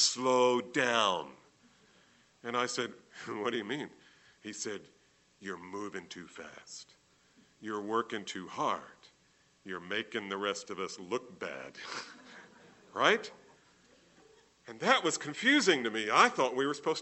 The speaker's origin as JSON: {"language": "English", "region": "New Jersey", "country": "United States", "tie": "born or raised there", "said": "I grew up in New Jersey"}